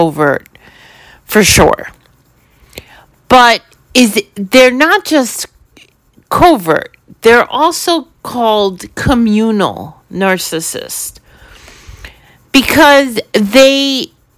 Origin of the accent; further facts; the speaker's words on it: New York City, New York, United States; growing up in New York City, in a building, in an apartment building